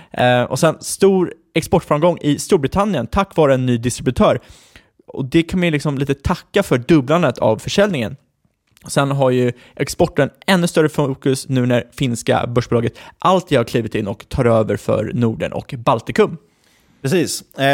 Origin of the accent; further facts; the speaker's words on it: Ekerö, Stockholm County, Sweden; jag är född på Ekerö.